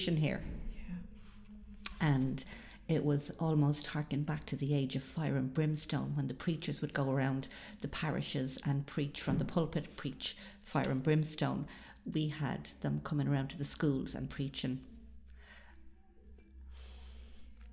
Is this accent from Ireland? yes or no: yes; Dublin, Leinster, Ireland; I came from Dublin